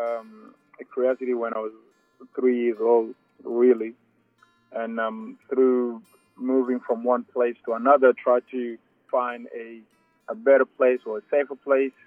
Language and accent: English; South Sudan; now in Australia; I'm from South Sudan. I came to Australia in 2004.